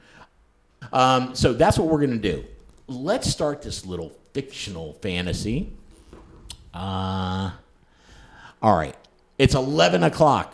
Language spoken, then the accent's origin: English; Huntington, West Virginia, United States; Kristen and I, we grew up in the Huntington area together